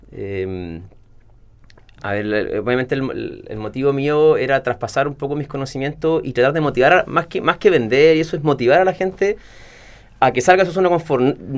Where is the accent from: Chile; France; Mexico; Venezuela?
Chile; Puerto Varas, Los Lagos; cuando terminé el viaje, regresé acá. Yo soy de Puerto Vara